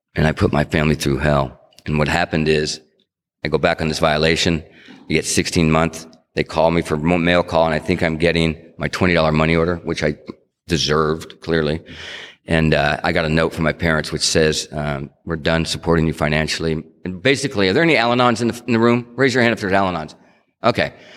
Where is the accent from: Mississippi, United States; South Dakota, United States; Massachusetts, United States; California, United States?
California, United States; Stockton; moved away; also born or lived in Tucson, Arizona; I grew up in Stockton and I and then I, you know, I moved to Tucson.